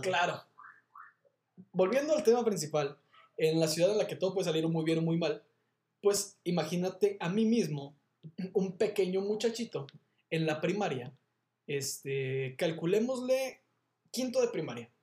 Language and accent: Spanish; Monterrey, Nuevo León, Mexico; yo soy de Monterrey